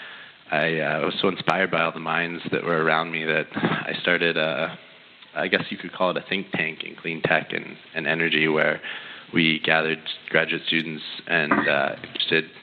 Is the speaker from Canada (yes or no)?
yes; Canada; moved away as an adult; now in United States; I am not from this great country. I'm a Canadian